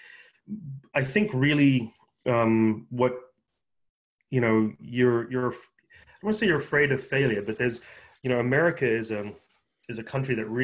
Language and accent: English; South Africa; moved away as an adult; also born or lived in Japan; now in United States; I'm born and raised in South Africa, moved here with my parents after my first year of college